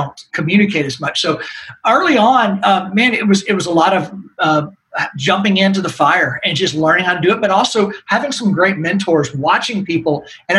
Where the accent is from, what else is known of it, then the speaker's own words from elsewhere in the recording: Nashville, Tennessee, United States; But, you know, I grew up here in Nashville, which is not many of us that are in this industry that grew up here now.